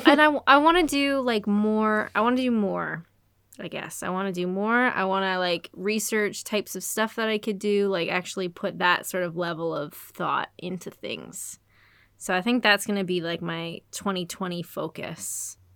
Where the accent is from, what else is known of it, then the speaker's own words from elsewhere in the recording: Canada; I'm Canadian